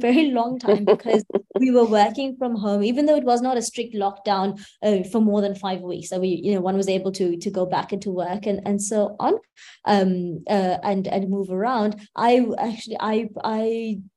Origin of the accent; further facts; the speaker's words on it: KwaZulu-Natal, South Africa; in the Eteguini or the KwaZulu-Natal province of the country, which is where I'm from